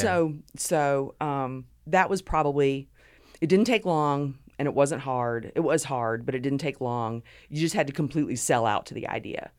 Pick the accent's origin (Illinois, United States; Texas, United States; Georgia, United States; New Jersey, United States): Georgia, United States; Savannah; also born or lived in Honolulu, Hawaii; grew up right outside of Savannah